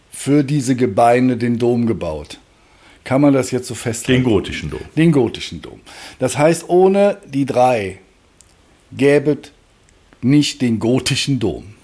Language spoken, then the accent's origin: German; Cologne, North Rhine-Westphalia, Germany; Jo, das verwundert mich als Kölner jetzt nicht, dass wir da ein bisschen länger für gebraucht haben